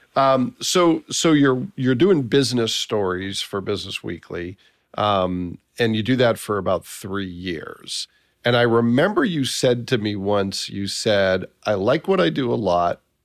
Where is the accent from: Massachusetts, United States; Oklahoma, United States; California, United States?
Massachusetts, United States; I was from Massachusetts